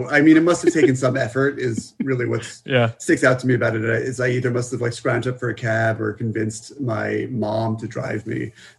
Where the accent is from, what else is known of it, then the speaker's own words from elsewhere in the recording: Greenwich, Connecticut, United States; I found, you know, some way to get to the movie theater in Connecticut where I lived at the time before I had my license